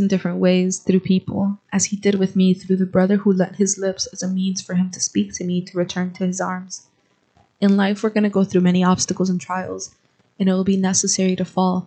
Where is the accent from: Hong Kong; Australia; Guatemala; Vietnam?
Guatemala; moved away as an adult; now in United States; I am originally from Guatemala. I have lived here in the United States for 2 years.